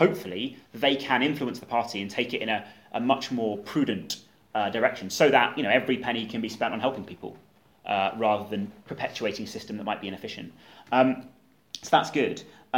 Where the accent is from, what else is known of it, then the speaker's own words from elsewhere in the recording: Cornwall, South West England, United Kingdom; I'm also from Cornwall